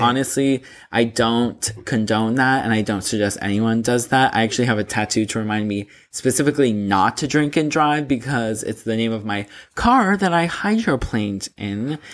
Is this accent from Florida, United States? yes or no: yes; Boca Raton, Florida, United States; moved away; my hometown, like, being back in, like, Boca Raton